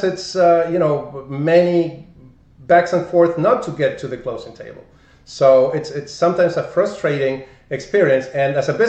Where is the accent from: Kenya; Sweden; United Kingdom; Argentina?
Argentina; English is a second language; moved away as an adult; also born or lived in Buenos Aires; now in United States; I'm from Argentina